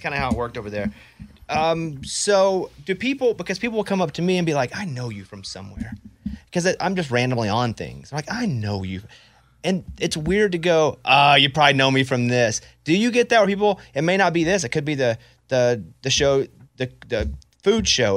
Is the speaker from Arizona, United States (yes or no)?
no; Arkansas, United States; I grew up in Arkansas